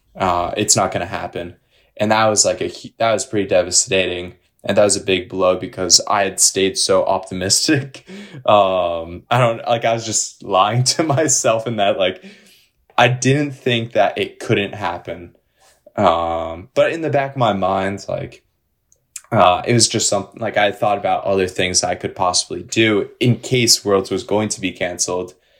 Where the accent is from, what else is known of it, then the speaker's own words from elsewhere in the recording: Western New York, United States; also born or lived in Minneapolis, Minnesota; I grew up in Pittsburgh, New York, in upstate, uh, Western New York.